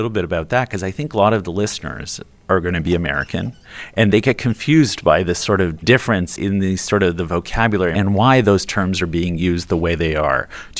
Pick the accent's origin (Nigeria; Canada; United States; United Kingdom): Canada; as a Canadian